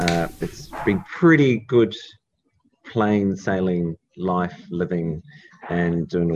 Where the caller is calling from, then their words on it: Dunedin, Otago, New Zealand; So I'm calling from Taste Nature Organic Supermarket in Dunedin.